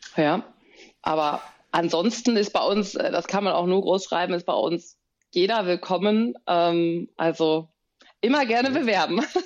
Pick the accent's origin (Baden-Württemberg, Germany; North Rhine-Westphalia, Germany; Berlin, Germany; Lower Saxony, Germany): North Rhine-Westphalia, Germany; Bonn; ich bin ja eine gebürtige Bonnerin